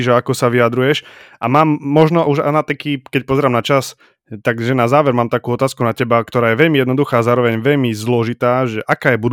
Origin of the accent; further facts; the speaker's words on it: Košice, Košice Region, Slovakia; ja som akože, nie že priamo z Koši, ja som z Košic, ale bývam teda pri Košiciach